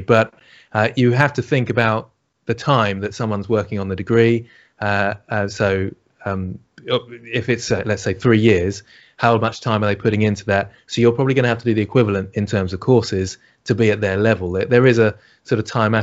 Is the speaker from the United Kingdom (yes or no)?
yes; United Kingdom; accent: British; Excuse my British accent